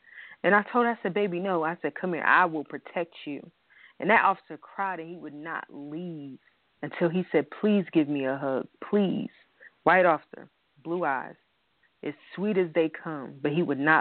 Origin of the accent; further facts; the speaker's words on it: New York, United States; we're all from New York